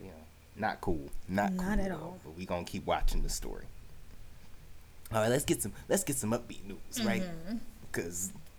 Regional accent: New York City, New York, United States; Growing up in New York City

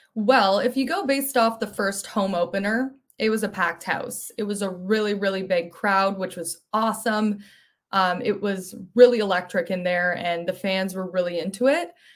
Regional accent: Mississauga, Ontario, Canada; also born or lived in Ottawa; I grew up in Mississauga, so right near Toronto.

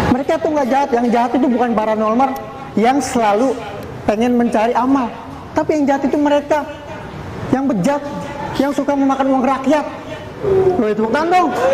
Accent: Serang, Banten, Indonesia; gue dari Serang Banten

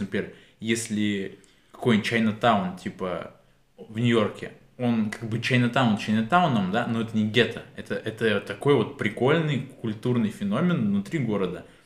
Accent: Kyiv, Ukraine; я говорю, из Киева

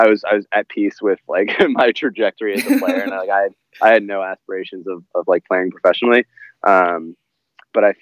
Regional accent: Washington, District of Columbia, United States; I grew up in the Washington, D.C. area

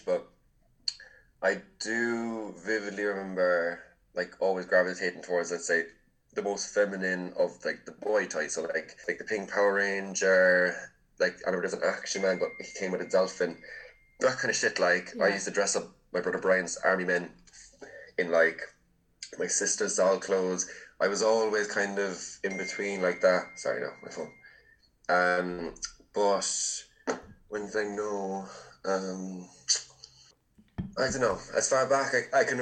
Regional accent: Bantry, County Cork, Ireland; now in Dublin, Ireland; I'm like, West Cork. And they're like, where? I'm Bantry

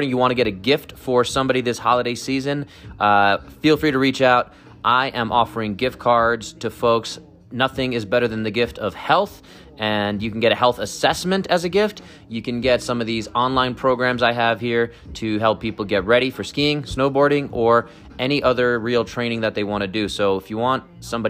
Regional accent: New York City, New York, United States; I was raised in Brooklyn

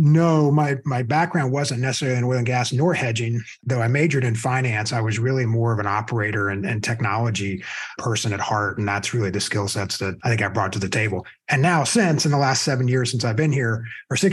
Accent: Lilburn, Georgia, United States; also born or lived in Rome, Georgia; I grew up in a little town outside of Atlanta called Lilburn, Georgia

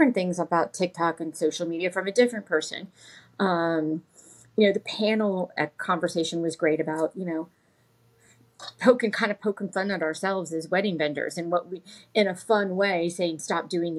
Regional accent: Orlando, Florida, United States; my childhood growing up in Orlando

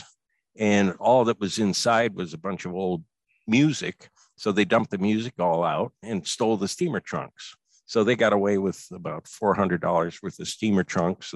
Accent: Iowa, United States; moved away; also born or lived in Virginia; growing up in Iowa

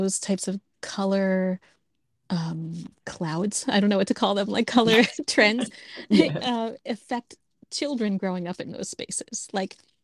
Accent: New Jersey, United States; I grew up in New Jersey

